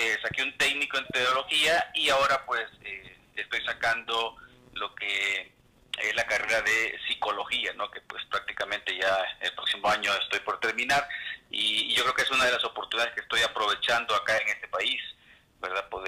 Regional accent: El Salvador; now in Mexico

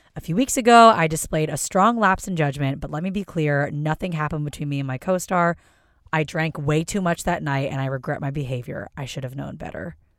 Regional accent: Philadelphia, Pennsylvania, United States; I am from Philadelphia

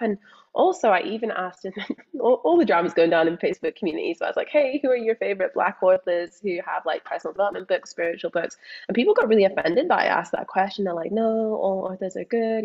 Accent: Scotland, United Kingdom; accent: Scottish; also born or lived in England; now in Australia; but also born in England, growing up in Scotland, moving to Australia, being surrounded at school by people who are like, okay, you sound Scottish

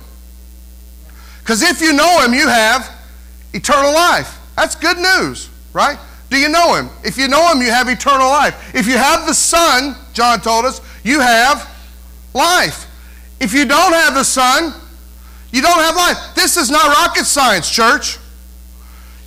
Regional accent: North Carolina, United States; now in Indiana, United States; I'm not a north, south, east, west Indiana person, because I'm from North Carolina

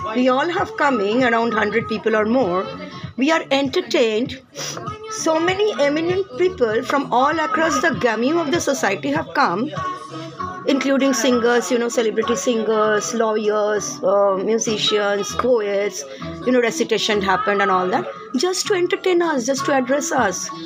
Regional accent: India; In India, as an Indian citizen

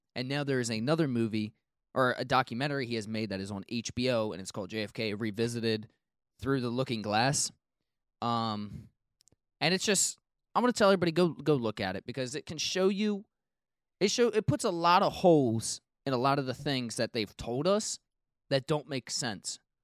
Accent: United States

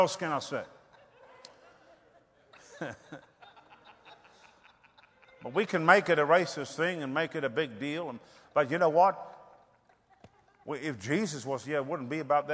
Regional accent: South Africa; moved away; I'm from Africa. I grew up in apartheid

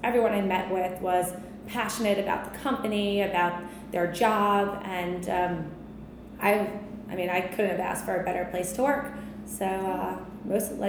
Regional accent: Long Island, New York, United States; I am from Long Island, born and raised

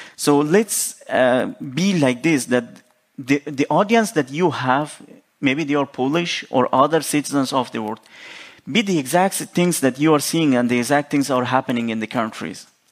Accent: Afghanistan; I said I'm from Afghanistan.

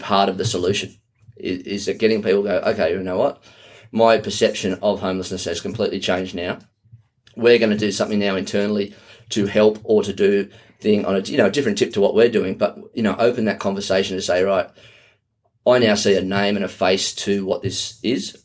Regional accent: Australia; from Australia

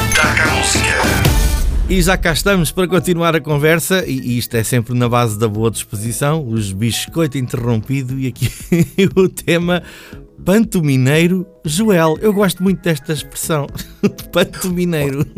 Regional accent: Peniche, Centro, Portugal; sou da zona de Peniche

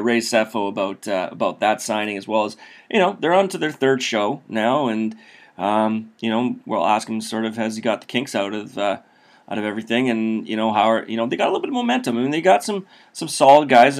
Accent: Saskatchewan, Canada; I grew up in Saskatchewan

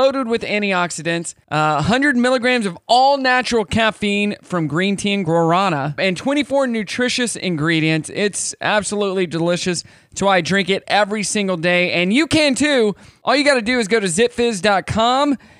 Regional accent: Kansas, United States; I am from Kansas.

